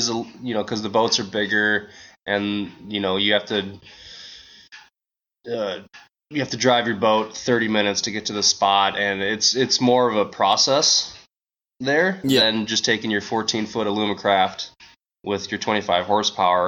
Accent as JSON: {"language": "English", "region": "Minnesota", "country": "United States", "tie": "born or raised there", "also_born_or_lived": "Australia", "said": "growing up in Minnesota is the weather affects the fishing here"}